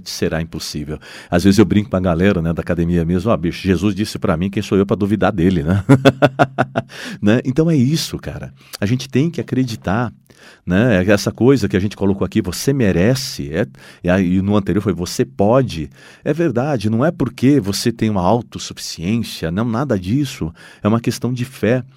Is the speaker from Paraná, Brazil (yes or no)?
yes; Londrina, Paraná, Brazil; nós somos londrinenses, nós somos brasileiros